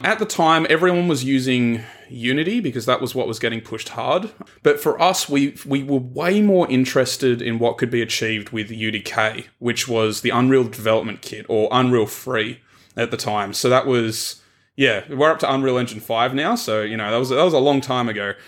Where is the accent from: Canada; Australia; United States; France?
Australia; Tasmania; moved away as an adult; also born or lived in Melbourne; I grew up in Tasmania, which is a little triangle at the bottom of Australia